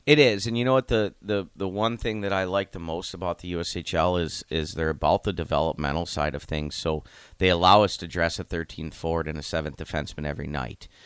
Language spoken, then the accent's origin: English; Youngstown, Ohio, United States; moved away as an adult; now in Lincoln, United States; I am born and raised in Youngstown, Ohio.